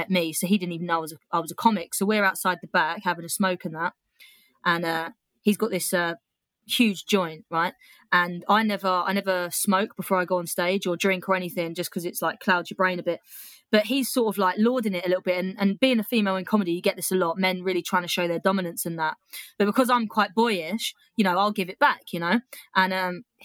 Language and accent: English; United Kingdom; being a Brit in Australia